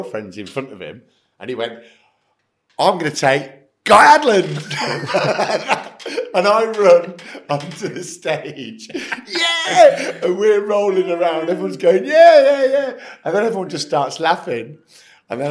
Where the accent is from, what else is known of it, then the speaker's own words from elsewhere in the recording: Nuneaton, West Midlands, United Kingdom; it's my hometown.